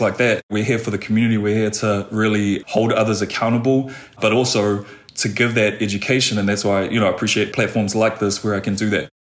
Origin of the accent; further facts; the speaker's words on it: New Zealand; moved away; coming from Aotearoa, New Zealand, and I was born and raised in Pacific communities